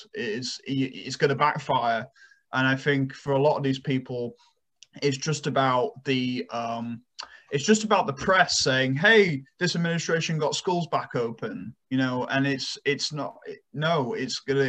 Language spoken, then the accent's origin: English; United Kingdom; moved away; my home country